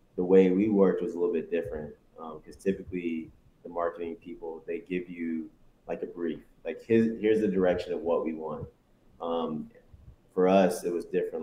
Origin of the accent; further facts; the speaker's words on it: South Carolina, United States; also born or lived in Detroit, Michigan; I was born in Detroit, left there when I was nine, got to South Carolina, you know, was there for nine years, you know, until I graduated high school, 18